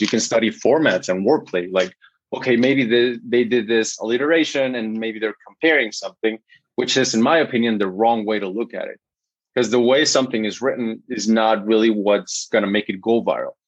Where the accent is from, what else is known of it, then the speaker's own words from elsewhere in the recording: Guatemala; first language Spanish; English is a second language; I'm from Guatemala